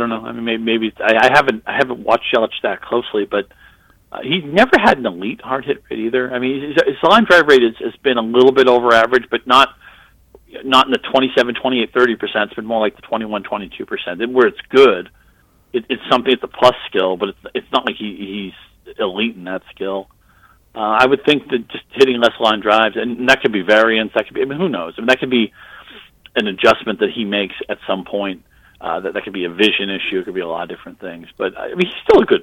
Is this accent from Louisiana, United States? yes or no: no; Boston, Massachusetts, United States; grew up in Boston